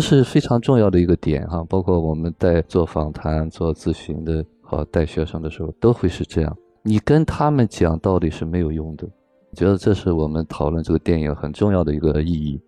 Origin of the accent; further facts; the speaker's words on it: China; 我们中国人